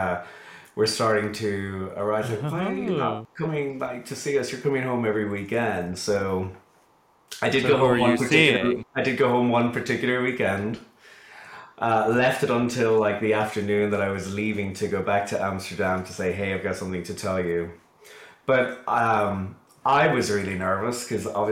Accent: Carlow, Leinster, Ireland; moved away as an adult; also born or lived in London / Doha; now in Dallas, United States; I grew up in Ireland, in rural Ireland actually, in a place called Carlow, which is about an hour or so south of Dublin, in a really small town

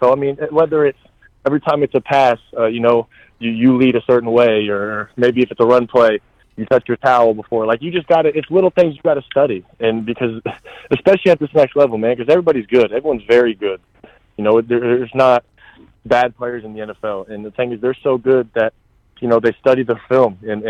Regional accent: Tampa, Florida, United States; I grew up in Tampa.

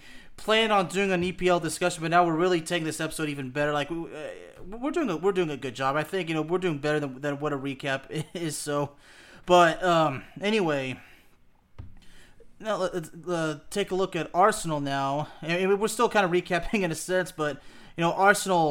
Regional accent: France; moved away; when I was born in France, when I was living there until 1997

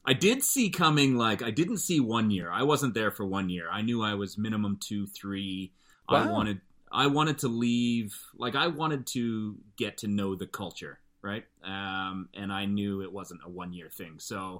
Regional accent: Calgary, Alberta, Canada; But when I grew up in Calgary, none of my best friends were white.

